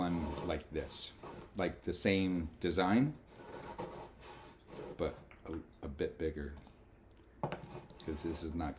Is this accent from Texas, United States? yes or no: no; South Florida, United States; Remember, I grew up in South Florida.